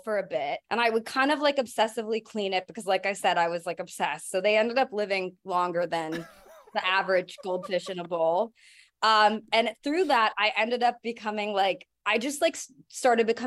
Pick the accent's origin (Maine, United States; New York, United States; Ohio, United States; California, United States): California, United States; San Diego; I grew up in San Diego